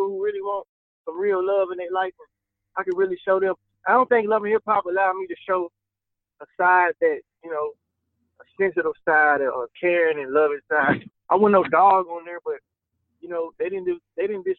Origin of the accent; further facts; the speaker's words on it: Alabama, United States; now in Atlanta, United States; I'm from the country, man. I'm from Alabama.